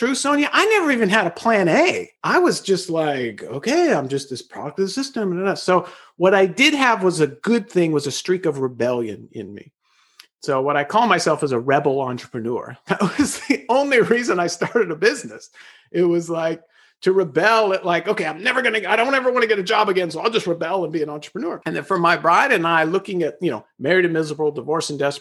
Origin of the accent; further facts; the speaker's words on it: Los Angeles, California, United States; born and raised in Los Angeles, I was incarcerated in the LA County school system for 12 years